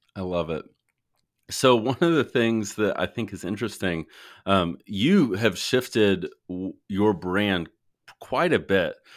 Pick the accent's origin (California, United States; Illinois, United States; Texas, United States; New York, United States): Texas, United States; Fort Worth; I'm from Fort Worth originally